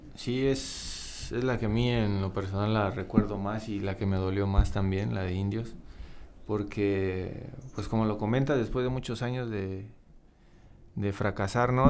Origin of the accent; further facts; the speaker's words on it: Romita, Guanajuato, Mexico; yo, yo, soy, soy de Romita